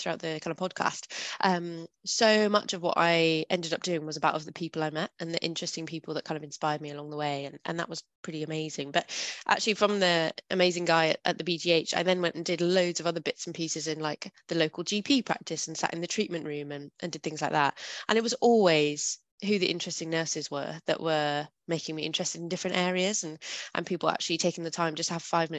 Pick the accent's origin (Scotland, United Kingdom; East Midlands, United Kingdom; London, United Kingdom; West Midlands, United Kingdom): Scotland, United Kingdom; the Borders; I grew up really rurally in Scotland